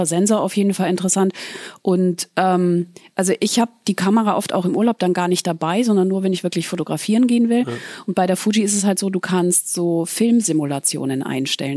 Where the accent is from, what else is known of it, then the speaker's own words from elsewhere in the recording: Southern Germany, Germany; moved away; ich komme aus dem Süden, das heißt, ich muss oft sieben Stunden äh, ins Allgäu fahren